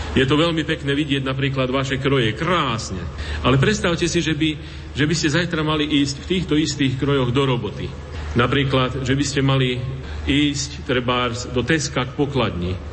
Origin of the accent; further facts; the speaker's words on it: Banská Bystrica Region, Slovakia; moved away as an adult; now in Reykjavík, Iceland; pochádzam z Bansko-Bistrickej a Staré hory dôverne poznám.